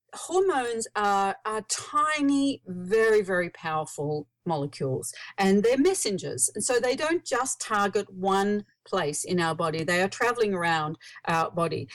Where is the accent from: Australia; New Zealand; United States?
Australia; accent: Australian; I live in Australia. You might hear from my accent.